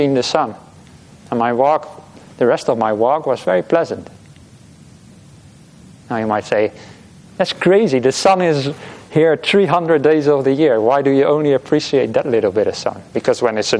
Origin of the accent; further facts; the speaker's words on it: Netherlands; now in Australia; I'm from the Netherlands. It can be quite rainy over there